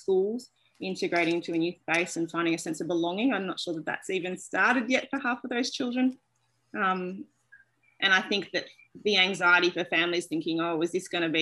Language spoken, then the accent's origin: English; Melbourne, Victoria, Australia; I'm from Melbourne, Australia